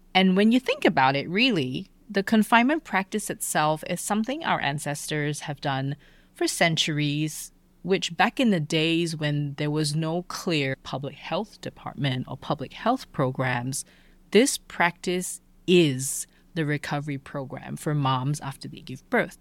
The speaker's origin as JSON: {"language": "English", "country": "Malaysia", "tie": "born or raised there", "also_born_or_lived": "Alabama / Germany", "moved": "as an adult", "said": "I grew up in Malaysia"}